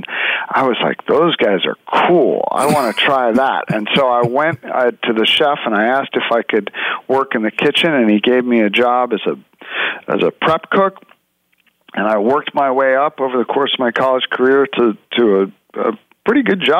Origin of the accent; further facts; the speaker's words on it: New York City, New York, United States; I grew up in New York City, and New York City is a great food town.